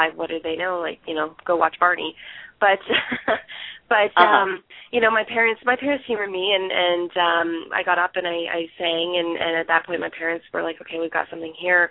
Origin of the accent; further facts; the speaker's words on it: Barrie, Ontario, Canada; Barrie, Ontario, and I'm from Canada.